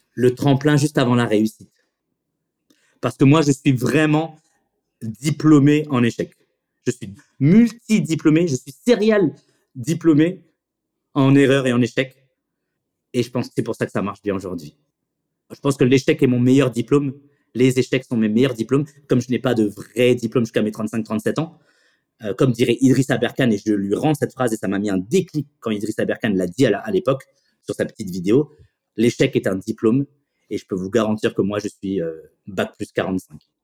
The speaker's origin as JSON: {"language": "French", "town": "Chennevières-sur-Marne", "region": "Île-de-France", "country": "France", "tie": "born or raised there", "said": "je viens du lycée Champlain de Chenevière"}